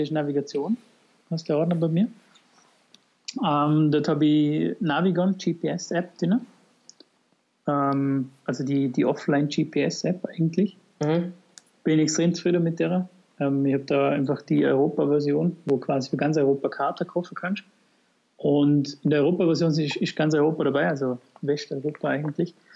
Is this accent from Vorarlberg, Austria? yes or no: yes; Vorarlberg, Austria; bei uns in Vorarlberg